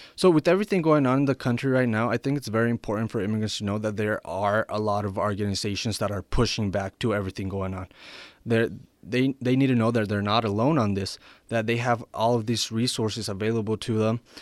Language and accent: English; Ruidoso, New Mexico, United States; also born or lived in Sonora, Mexico; now in Albuquerque, United States; I was born in Sonora, Mexico, and I, I came to the United States when I, when I was eight. I moved to Ridoso, New Mexico, and I graduated high school there in twenty fifteen